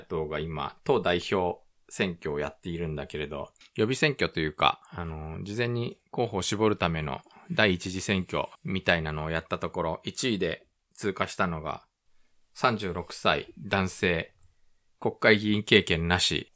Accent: Japan; also born or lived in South Korea; 日本生まれ韓国在住経験

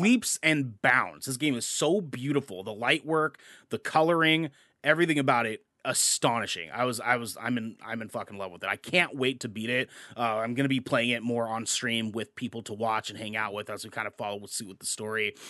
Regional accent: Portland, Oregon, United States; we're from Portland. We, we live here in Portland

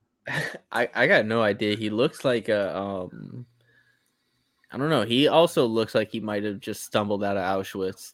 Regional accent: East Coast, United States; moved away as an adult; I grew up on the East Coast

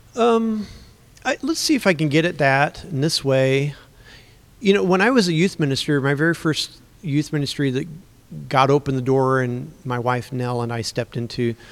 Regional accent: Central Illinois, United States; also born or lived in Missouri; I grew up in Central Illinois in a Christian home

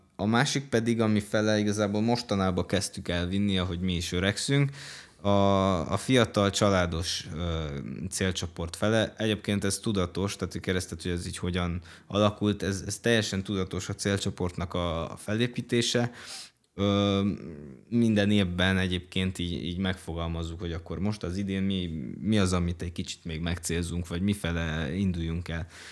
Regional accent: Cluj-Napoca, Cluj County, Romania; Én amúgy pont kolozsvári vagyok

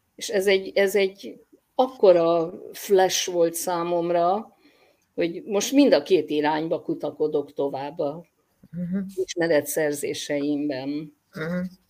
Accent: Hungary; én 56-ban születtem, amikor gyakorlatilag minden vallás valamilyen szinten ignorálva volt Magyarországon

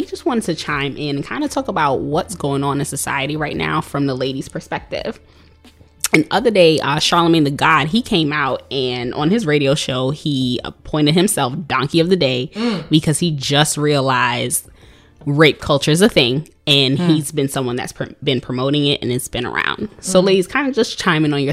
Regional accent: New York City, New York, United States; I am from Brooklyn. I'm living out here. I'm an educator in Brooklyn

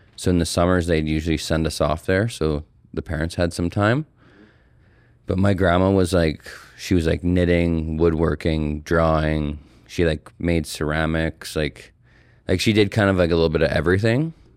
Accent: Calgary, Alberta, Canada; I'm an artist and muralist born and raised in Calgary, Alberta

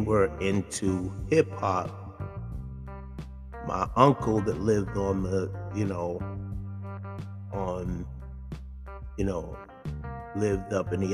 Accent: Boston, Massachusetts, United States; I was born and raised in Mattapan. That's Mattapan, Mass.

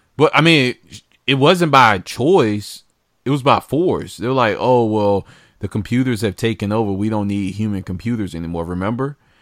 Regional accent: United States

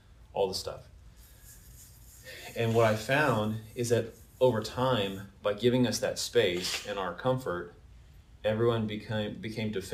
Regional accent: Verdigris, Oklahoma, United States; when I was about 8 or so, my folks, we moved from Verdigris to the country my dad bought like 40 acres of like pasture land

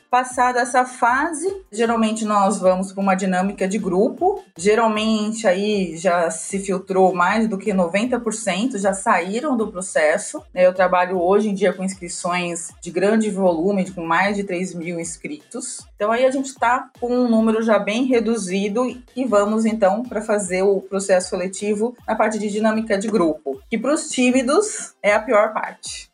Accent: São Paulo, Brazil; Eu sou de São Paulo, nascida e criada em São Paulo. Também sempre estudei aqui na capital

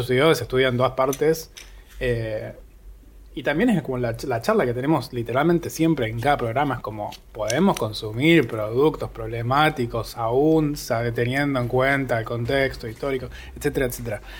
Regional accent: Bariloche, Río Negro, Argentina; soy de Bariloche

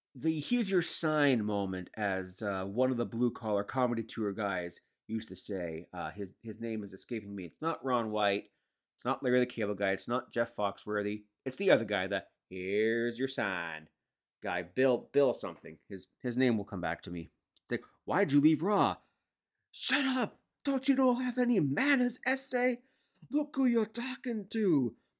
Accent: Canada

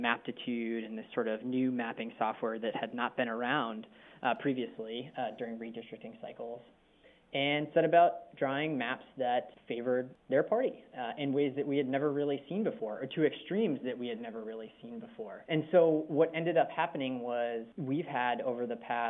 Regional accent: Massachusetts, United States; moved away as an adult; now in Washington, D.C., United States; working for my home state Senator Ted Kennedy

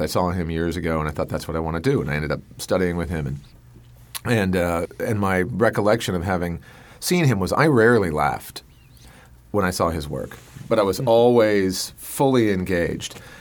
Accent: Colorado, United States; I'm from Colorado

